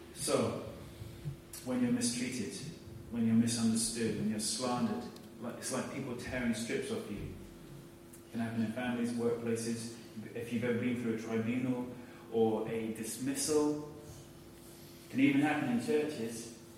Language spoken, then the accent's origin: English; United Kingdom; we're all British